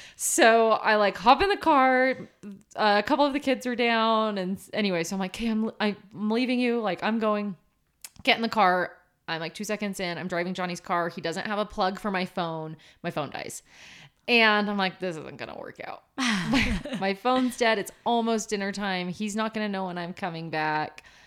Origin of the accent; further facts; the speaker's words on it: Portland, Oregon, United States; now in Utah, United States; growing up in Portland, it doesn't snow that much.